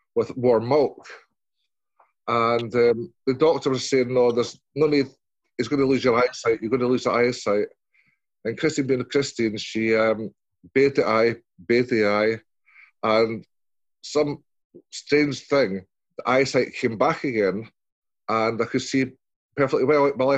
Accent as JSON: {"language": "English", "region": "Scotland", "country": "United Kingdom", "said": "I'm Scottish"}